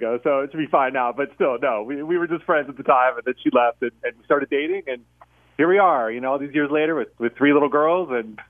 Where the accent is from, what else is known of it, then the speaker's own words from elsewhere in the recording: Youngstown, Ohio, United States; I'm from Youngstown, which is like an hour northwest of here. So I grew up, you know, listening to a lot of Pittsburgh radio as a little radio geek kid, and here I am.